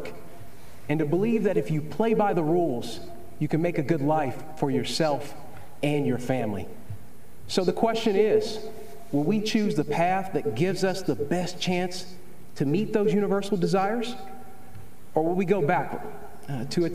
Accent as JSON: {"language": "English", "region": "Kentucky", "country": "United States", "tie": "born or raised there", "said": "I was raised in Kentucky, just a few miles from Abraham Lincoln's birthplace"}